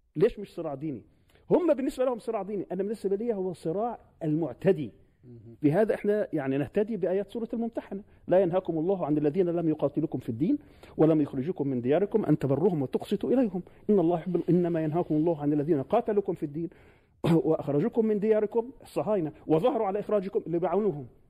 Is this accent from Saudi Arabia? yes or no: no; Palestine; نحن كفلسطينيين